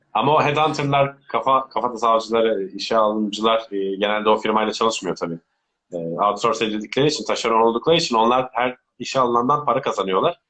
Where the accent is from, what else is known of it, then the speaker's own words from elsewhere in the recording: Turkey; also born or lived in Belgium; Şu an Türk pasaportum var sadece.